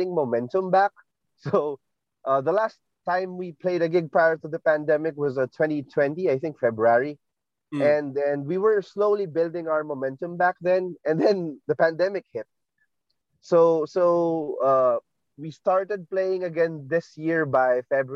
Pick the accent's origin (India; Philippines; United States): Philippines; Marikina, Metro Manila; I'm from Marikina